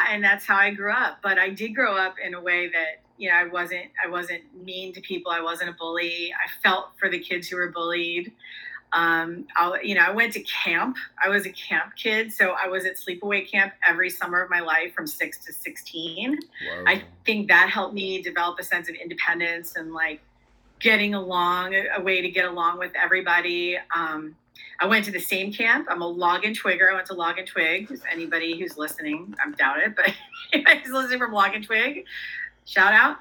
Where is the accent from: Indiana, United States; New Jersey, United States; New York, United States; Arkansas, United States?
New Jersey, United States; Vineland; also born or lived in California / Mexico; now in Washington, D.C., United States; Vineland, where I grew up, is very diverse